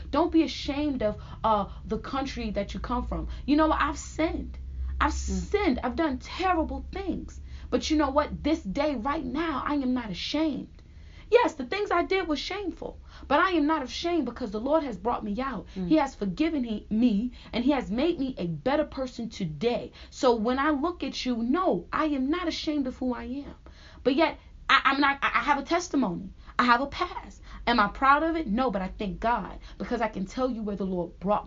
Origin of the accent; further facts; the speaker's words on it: United States; I'm from America. And I'm very proud to say I'm from America